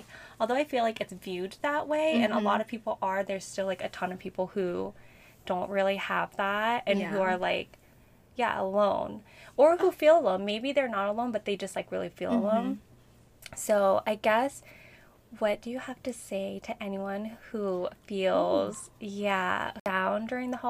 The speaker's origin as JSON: {"language": "English", "region": "Midwest", "country": "United States", "also_born_or_lived": "Seattle", "moved": "as an adult", "lives_now": "Chicago, United States", "said": "I came from Seattle and originally from the Midwest. So moved back to the Midwest. I'm in Chicago now"}